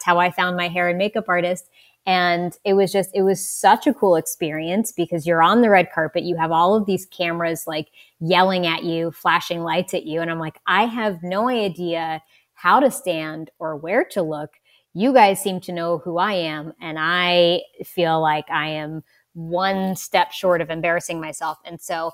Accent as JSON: {"language": "English", "region": "West Virginia", "country": "United States", "said": "I'm from West Virginia"}